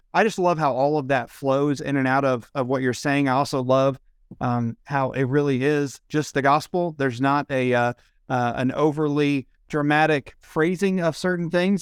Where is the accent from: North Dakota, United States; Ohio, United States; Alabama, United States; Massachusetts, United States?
Ohio, United States; moved away; I'm from Ohio originally